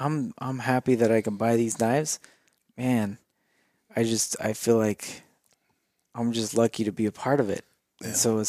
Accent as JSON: {"language": "English", "region": "Idaho", "country": "United States", "said": "I'm from Idaho"}